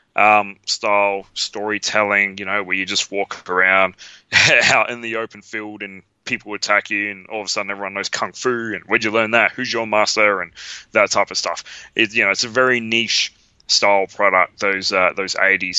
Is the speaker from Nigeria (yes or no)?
no; Australia; we're from Australia